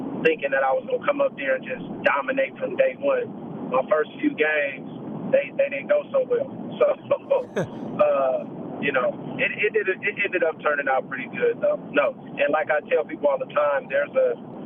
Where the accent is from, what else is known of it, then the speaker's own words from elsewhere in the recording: Oakland, California, United States; moved away as an adult; also born or lived in Vancouver; I'm born and raised in Oakland, California